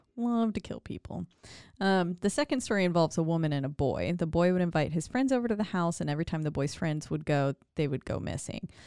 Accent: Glendale Springs, North Carolina, United States; moved away; my hometown of Glendale Springs, North Carolina, like where I was born

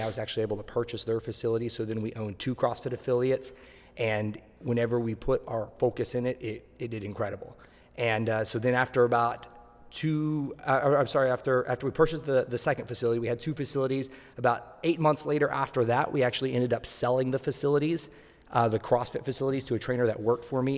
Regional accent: Tulsa, Oklahoma, United States; now in Miami Beach, United States; I am from Tulsa, Oklahoma

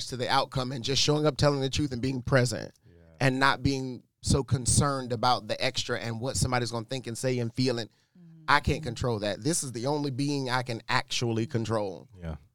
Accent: Detroit, Michigan, United States; I'm from Detroit

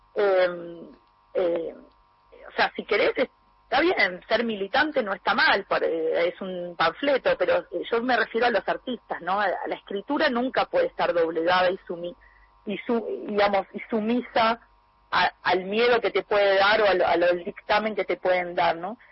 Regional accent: Argentina; now in Europe; soy argentina, soy latinoamericana, tengo eh, heredé todo de ahí, pero vivo en Europa

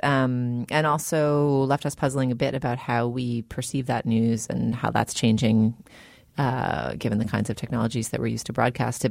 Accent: United States; I'm an American

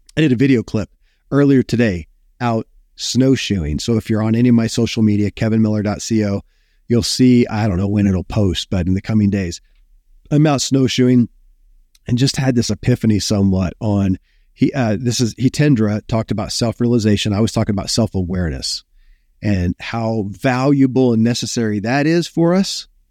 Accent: Kentucky, United States; born or raised there

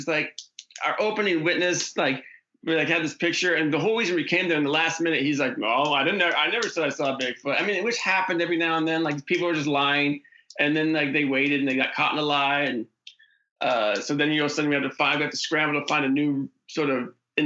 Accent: Oregon, United States; the Oregon episode, which shot in my hometown

